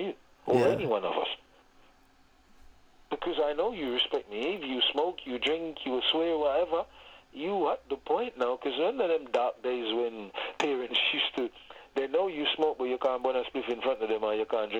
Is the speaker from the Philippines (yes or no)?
no; Jamaica; moved away; growing up in Jamaica